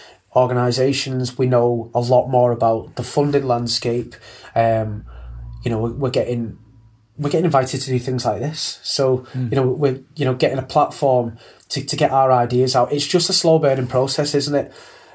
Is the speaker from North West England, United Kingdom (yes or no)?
yes; Manchester, North West England, United Kingdom; we're from Manchester, and you know, they don't curb their accents as well.